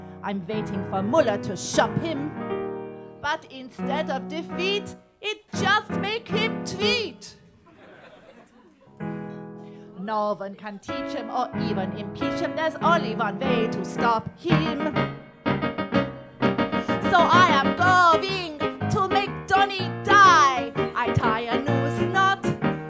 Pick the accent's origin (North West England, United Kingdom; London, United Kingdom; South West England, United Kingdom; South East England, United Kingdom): London, United Kingdom; I'm from London